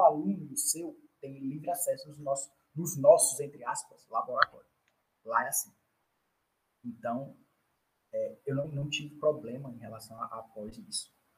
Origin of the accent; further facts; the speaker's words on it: Northeast Region, Brazil; also born or lived in South Brazil; nós do Nordeste